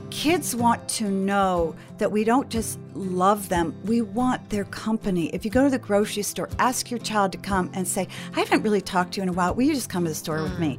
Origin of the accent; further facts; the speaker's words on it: New England, United States; moved away as an adult; also born or lived in Milwaukee, Wisconsin; now in Traverse City, Michigan, United States; I grew up in New England.